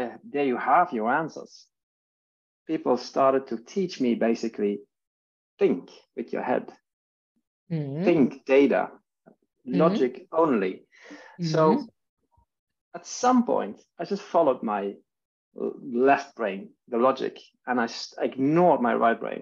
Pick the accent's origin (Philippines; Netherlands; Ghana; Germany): Netherlands; now in Stockholm, Sweden; I'm living in Sweden. I'm from Holland. That's where I'm born. And my family and I are living in Stockholm today